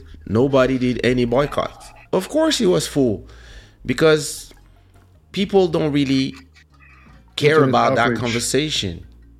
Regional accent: Boston, Massachusetts, United States; I'm an African-American and I grew up in Boston, I can say, oh, that's my land.

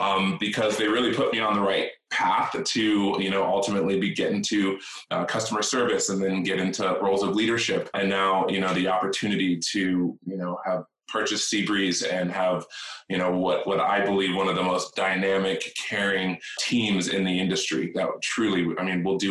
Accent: New York, United States; also born or lived in India; now in Orange County, United States; I was born in New York.

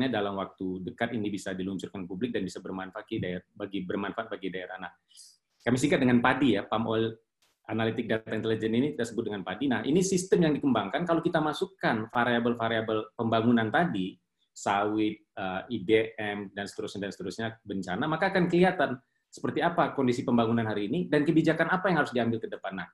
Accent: Riau, Indonesia; Jujur, saya asli dari Riau, dan Riau ini unik.

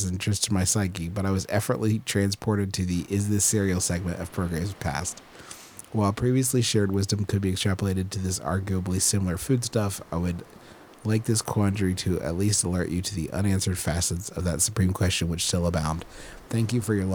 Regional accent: Huntington, West Virginia, United States; here in my hometown of Huntington, West Virginia

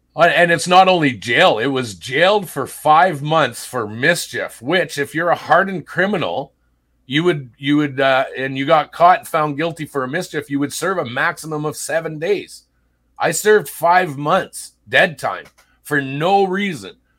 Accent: Sault Ste. Marie, Ontario, Canada; moved away; I was born and raised in Sault Ste. Marie, Ontario

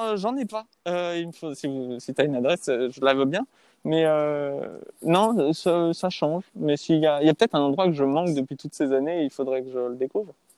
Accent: Paris, Île-de-France, France; also born or lived in Los Angeles, United States; Je suis né à Paris

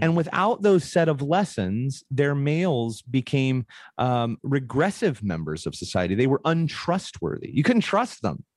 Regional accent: Portland, Oregon, United States; I grew up in Portland, Oregon

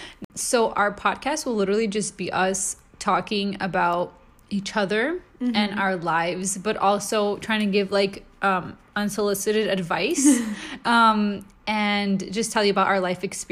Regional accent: Montreal, Quebec, Canada; So I'm from Montreal, Canada. That's where I was born.

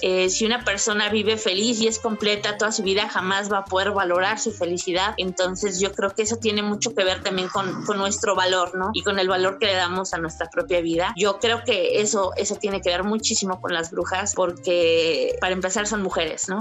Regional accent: Veracruz, Mexico; yo soy de Veracruz y entonces eh, Catemaco estaba cerquita

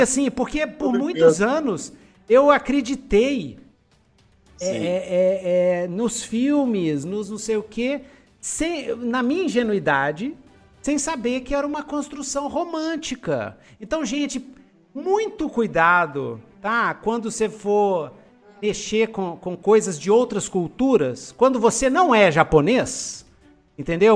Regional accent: Brazil; Nós somos brasileiros

